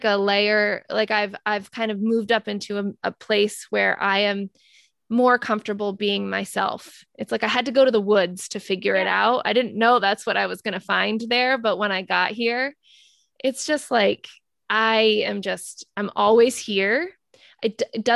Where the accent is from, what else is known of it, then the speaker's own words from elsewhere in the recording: Rhode Island, United States; moved away as an adult; now in Maine, United States; we are both from Rhode Island.